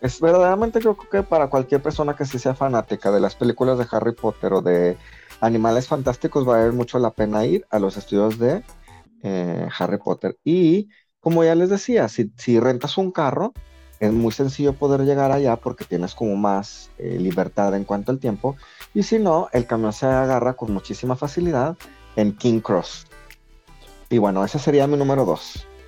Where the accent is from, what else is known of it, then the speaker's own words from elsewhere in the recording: Mexico; moved away; como mexicano